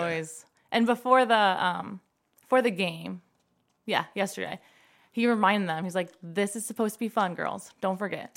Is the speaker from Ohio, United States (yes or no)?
yes; Five Point Road, Ohio, United States; I grew up on Five Point Road, a lot of trees